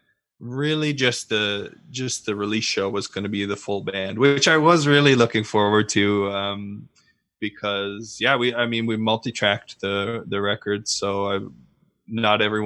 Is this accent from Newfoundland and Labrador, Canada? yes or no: yes; Newfoundland and Labrador, Canada; moved away as an adult; also born or lived in Ontario; I was moving from Newfoundland to Ontario